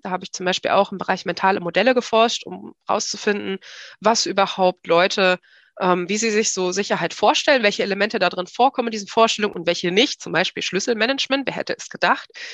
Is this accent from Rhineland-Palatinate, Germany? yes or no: no; Hanover Region, Lower Saxony, Germany; Ich bin in der Region Hannover aufgewachsen